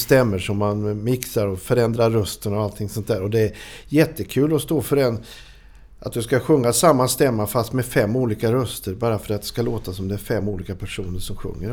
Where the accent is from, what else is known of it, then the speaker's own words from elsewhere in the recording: Norrland / Småland, Sweden; also born or lived in Hestra; Vi flyttade dit ifrån Norrland. Vi är från Norrland från början. Alltså. Mm. Vi flyttade till Småland när jag var åtta år